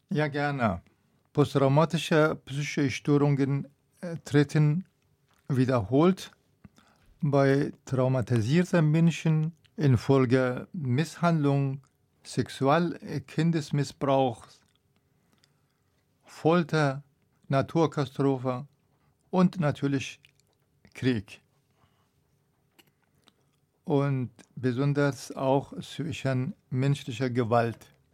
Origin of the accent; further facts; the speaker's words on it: Afghanistan; ich komme aus Afghanistan.